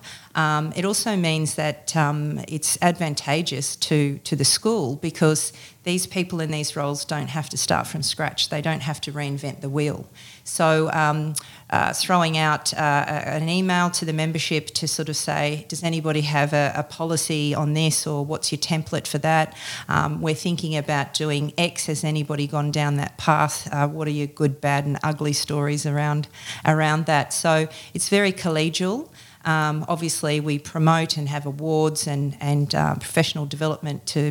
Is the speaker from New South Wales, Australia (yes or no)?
yes; Sydney, New South Wales, Australia; moved away as an adult; now in Queensland, Australia; I've been living in Queensland now for 6.5 years, and prior to that, I grew up in Sydney.